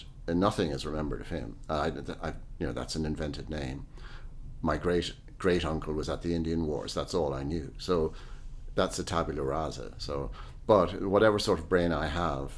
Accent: Ireland; also born or lived in London; myself as an Irish person in Ireland

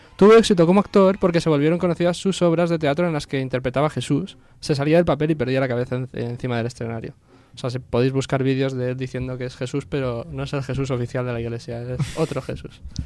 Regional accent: Catalonia, Spain; yo soy catalán

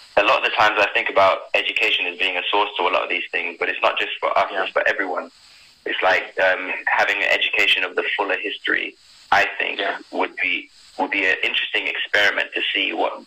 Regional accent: Sierra Leone; now in United Kingdom; when I first moved to UK, because I was born in Sierra Leone

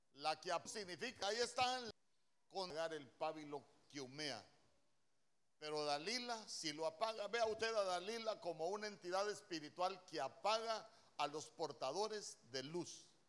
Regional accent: El Salvador; moved away; cuando me vine de mi tierra El Salvador

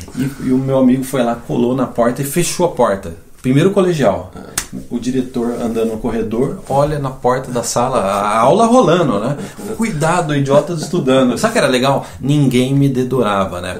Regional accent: Campinas, São Paulo, Brazil; moved away as an adult; also born or lived in São João da Boa Vista, Brazil; now in Canada; logo que eu nasci, eu fui para Campinas com meu pai

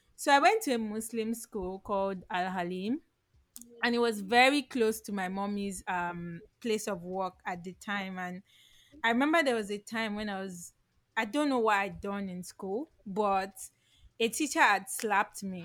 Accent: Lagos, Nigeria; i grew up in lagos

